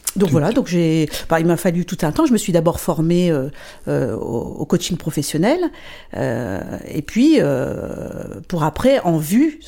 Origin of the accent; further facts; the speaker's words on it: northern France, France; moved away as an adult; now in Luxembourg; je suis française, j'habite le Luxembourg maintenant depuis 24 euh, ans. Donc je viens du, nord de la France à la base. j'ai fait mes études là-bas, toute ma famille est, là-bas